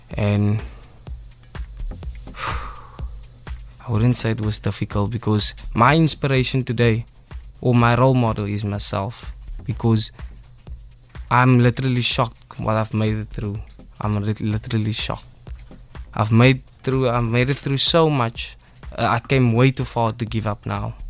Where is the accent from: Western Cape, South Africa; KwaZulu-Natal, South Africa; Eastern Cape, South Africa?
Western Cape, South Africa; Cape Town; Mitchell's Plain. I'm originally from Mitchell's Plain, East Ridge.